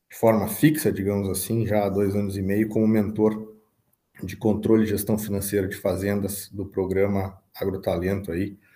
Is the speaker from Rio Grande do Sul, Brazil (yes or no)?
yes; São Gabriel, Rio Grande do Sul, Brazil; Eu sou natural de São Gabriel, tenho 37 anos e estou há 10 anos à frente aí da Labernache Agricultura e Pecuária.